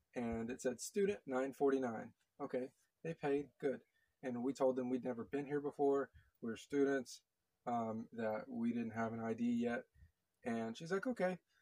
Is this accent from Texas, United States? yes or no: yes; Texas, United States; moved away; also born or lived in Connecticut; I'm from Texas.